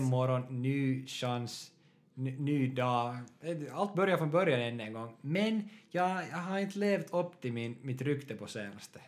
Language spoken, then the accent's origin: Swedish; Porvoo, Uusimaa, Finland; moved away as an adult; now in Helsinki, Finland; Jag kommer från Borgå också. Och nuförtiden bor i Helsingfors.